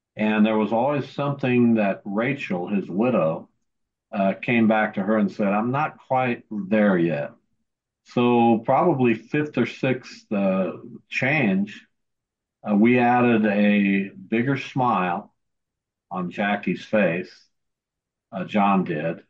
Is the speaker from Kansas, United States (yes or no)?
yes; Derby, Kansas, United States; my hometown of Derby, Kansas